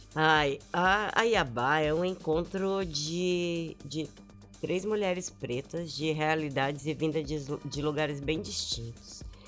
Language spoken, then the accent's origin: Portuguese; Brasília, Federal District, Brazil; moved away; eu também venho de Brasília e eu também venho dessa cena.